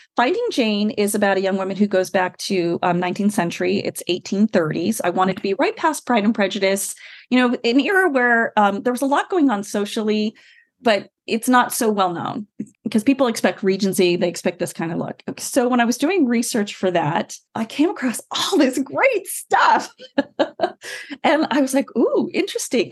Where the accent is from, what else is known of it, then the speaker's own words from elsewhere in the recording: California, United States; I wrote every radio company I could in California because I'm from California